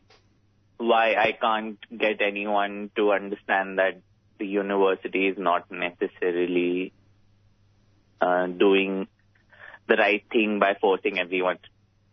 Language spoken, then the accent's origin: English; India; moved away as an adult; now in Melbourne, Australia; I'm from India, and I've been in Melbourne for about 2.5